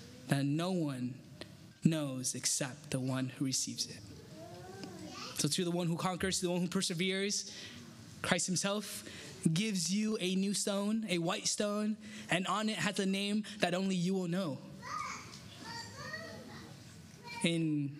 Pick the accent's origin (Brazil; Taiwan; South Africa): Taiwan; I'm from Taiwan